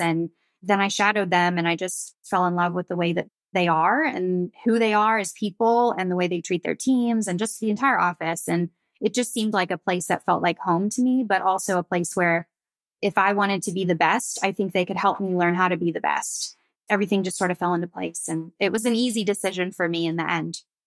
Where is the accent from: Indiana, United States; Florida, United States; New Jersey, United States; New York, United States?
Florida, United States; Pensacola; So I grew up on the Florida Gulf Coast. I'm from Pensacola, Florida, so fairly small, beachy town